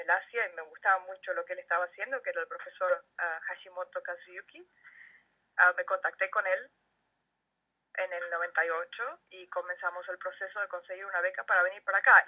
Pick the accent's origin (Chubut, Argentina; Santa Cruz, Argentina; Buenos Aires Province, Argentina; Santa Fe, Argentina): Chubut, Argentina; Comodoro Rivadavia; moved away as an adult; also born or lived in United States / South Africa; now in Saitama, Japan; yo me fui de Argentina en el 98